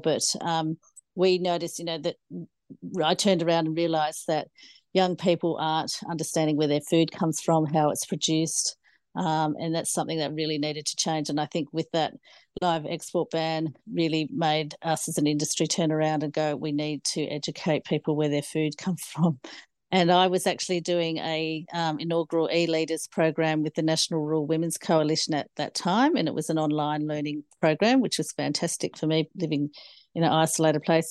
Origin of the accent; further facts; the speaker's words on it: Cooma, New South Wales, Australia; also born or lived in Hay District; I grew up in the Snowy Mountains of the Monero near Cooma, uh, on a family farm there